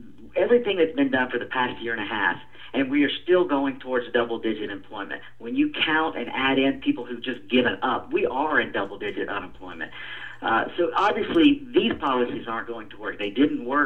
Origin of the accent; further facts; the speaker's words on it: Atlanta, Georgia, United States; I was born and raised in District 4 here in Atlanta